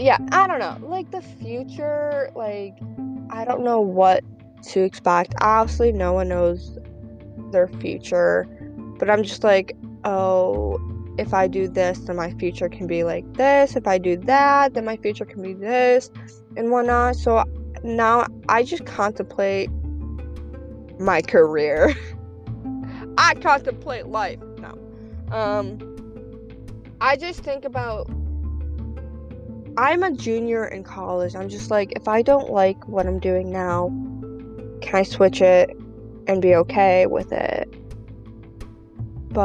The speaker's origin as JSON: {"language": "English", "country": "Russia", "moved": "yes", "said": "I'm from Russia."}